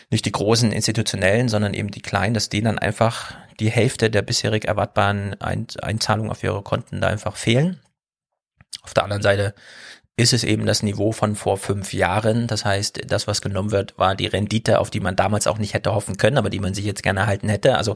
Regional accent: Berlin, Germany; man kann als Berliner ist man da vorgebildet mittlerweile

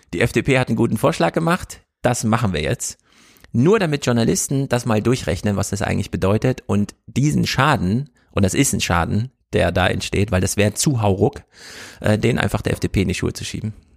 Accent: East Germany, Germany; Ich bin ja Ossi

